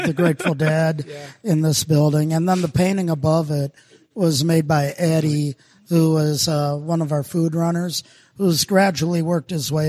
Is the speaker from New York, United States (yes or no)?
no; Minnesota, United States; accent: Minnesota; So I had my Minnesota accent mixed in with a little Vermonter, Vermonter and Boston.